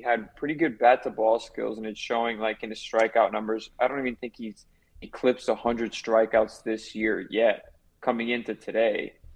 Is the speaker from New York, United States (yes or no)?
no; Miami, Florida, United States; born and raised in Miami